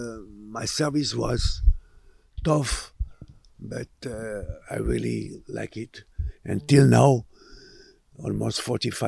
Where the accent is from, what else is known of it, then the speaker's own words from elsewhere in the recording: Montpellier, Occitania, France; moved away; also born or lived in Sousse, Tunisia; we moved to France in a town called Montpellier. It's in the south, it's between Nice and Marseille. And I was there till 1971